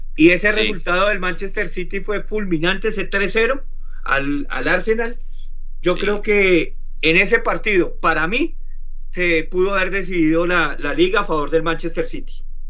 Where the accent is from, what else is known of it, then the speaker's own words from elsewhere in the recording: Colombia; como colombiano